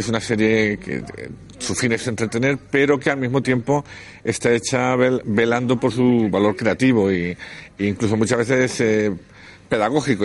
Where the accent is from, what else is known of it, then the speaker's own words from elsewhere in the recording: Spain; cómo somos los españoles